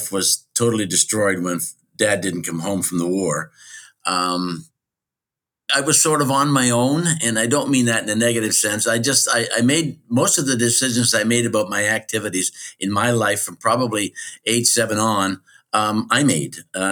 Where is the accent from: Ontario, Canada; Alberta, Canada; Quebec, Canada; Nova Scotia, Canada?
Ontario, Canada; Chatham; moved away as an adult; also born or lived in Mexico / Arizona / Port Dover / Hamilton; I was born in Chatham, Ontario, Canada on the 15th of November, 1943.